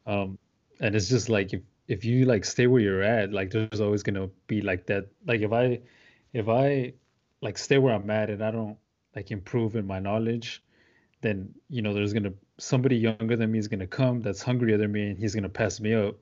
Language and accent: English; deep south Texas, United States; I grew up in the deep south part of Texas, like, thirty minutes away from the Mexican border.